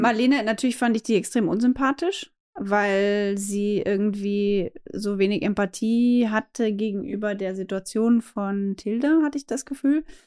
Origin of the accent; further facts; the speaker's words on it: Austria; für mich als Österreicherin